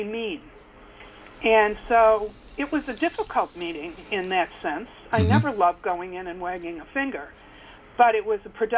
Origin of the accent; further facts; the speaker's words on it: Detroit, Michigan, United States; moved away; I told you I'm from Detroit.